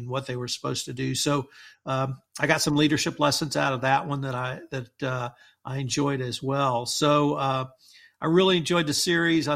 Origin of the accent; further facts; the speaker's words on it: Texas Gulf Coast, United States; me growing up on the Texas Gulf Coast